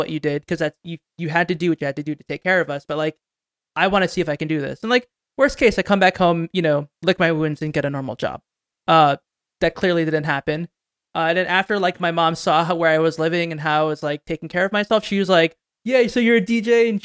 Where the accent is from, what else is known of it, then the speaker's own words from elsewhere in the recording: New Jersey, United States; I grew up in New Jersey, about 20 minutes from the city.